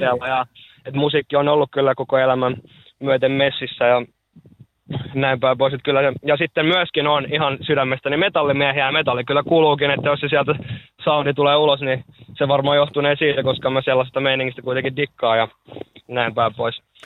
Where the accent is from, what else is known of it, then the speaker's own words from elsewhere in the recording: Lahti, Päijät-Häme, Finland; mä oon lahtelainen